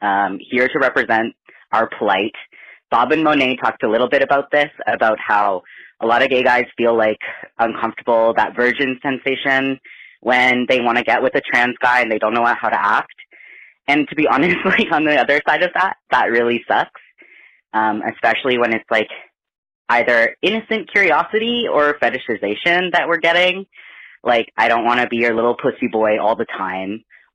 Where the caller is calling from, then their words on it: Canada; I'm calling from Canada. Long-time listener, yes.